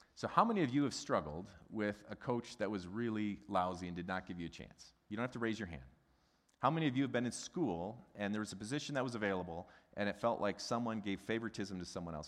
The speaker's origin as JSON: {"language": "English", "region": "Midwest", "country": "United States", "said": "a Midwesterner who's got a German background"}